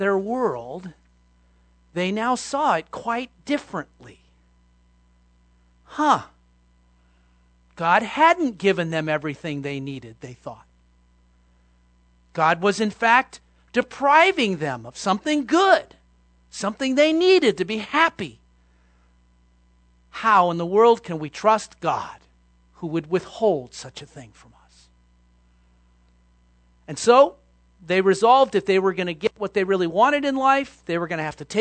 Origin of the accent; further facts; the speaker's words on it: Los Angeles, California, United States; I grew up in Los Angeles